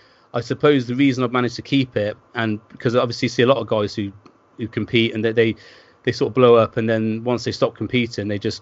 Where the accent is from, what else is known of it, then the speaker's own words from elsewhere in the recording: Worcester, West Midlands, United Kingdom; now in Bristol, United Kingdom; I live in Bristol now, and I grew up in Worcester.